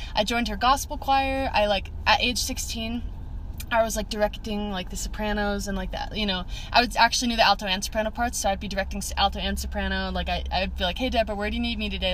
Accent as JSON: {"language": "English", "town": "West Jordan", "region": "Utah", "country": "United States", "tie": "born or raised there", "also_born_or_lived": "Eagle Mountain, Utah / Provo, Utah", "said": "we grew up in West Jordan, Utah I was there for the majority of my life"}